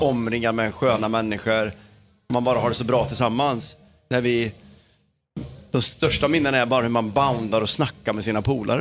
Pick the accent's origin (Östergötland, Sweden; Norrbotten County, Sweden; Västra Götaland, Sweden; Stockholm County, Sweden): Norrbotten County, Sweden; Kiruna; det här är min hemort och det är här det händer